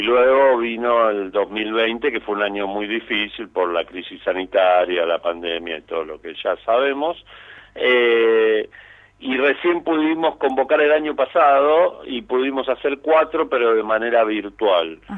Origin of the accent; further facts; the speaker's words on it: Buenos Aires, Argentina; ni siquiera somos todos los porteños